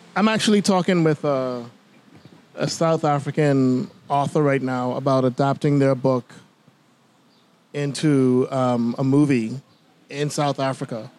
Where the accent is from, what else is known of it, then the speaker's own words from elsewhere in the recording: Bimini, Bahamas; now in Nassau, Bahamas; Growing up in Bimini